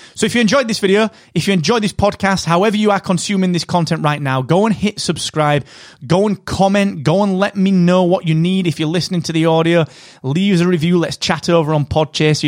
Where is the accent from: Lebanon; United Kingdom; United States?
United Kingdom; England; I'm English.